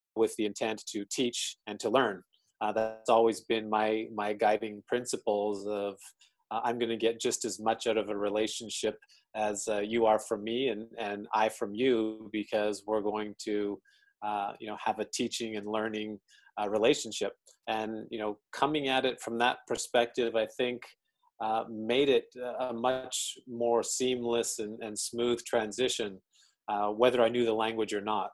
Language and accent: English; Calgary, Alberta, Canada; moved away as an adult; now in Tokyo, Japan; born and raised in Calgary, Alberta.